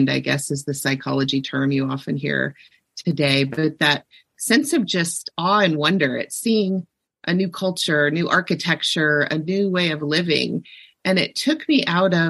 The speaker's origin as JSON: {"language": "English", "region": "Ohio", "country": "United States", "tie": "born or raised there", "said": "I grew up in Ohio"}